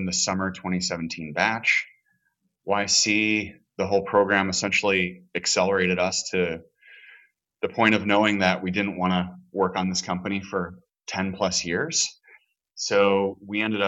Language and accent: English; Chicago, Illinois, United States; moved away as an adult; now in Los Angeles, United States; I'm originally from Chicago. I live in LA now. I've been here about 17, 18 years